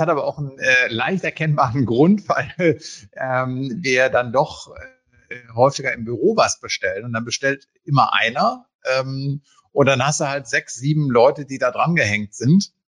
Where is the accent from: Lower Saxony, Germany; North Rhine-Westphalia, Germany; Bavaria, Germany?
North Rhine-Westphalia, Germany; Münsterland; als gebürtiger Münsterländer